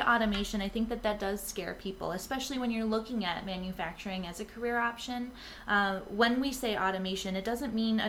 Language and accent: English; Rochester, New York, United States; moved away; I grew up in Rochester, so no one hate me out there, but I grew up with Kodak and Xerox